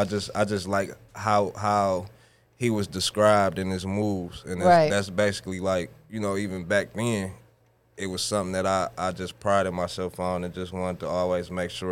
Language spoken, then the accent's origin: English; Detroit, Michigan, United States; I'm from Detroit